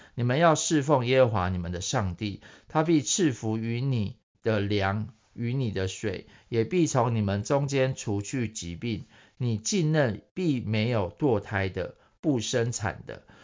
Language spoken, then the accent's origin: Chinese; Taiwan; 我， 台湾人